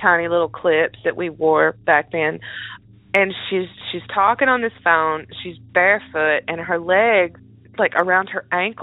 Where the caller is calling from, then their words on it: North Carolina, United States; I'm calling from North Carolina